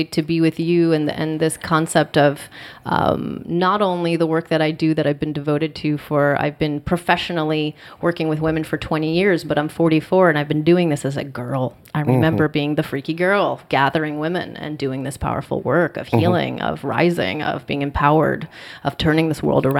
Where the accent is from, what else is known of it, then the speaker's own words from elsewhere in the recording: Alaska, United States; I was born in Alaska.